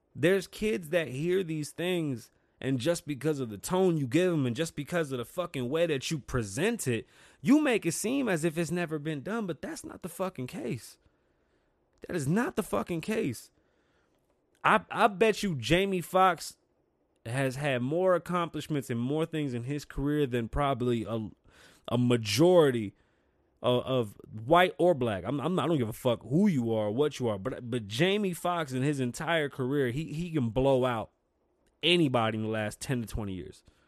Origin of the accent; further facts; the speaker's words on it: New York City, New York, United States; now in Las Vegas, United States; I am from the Bronx.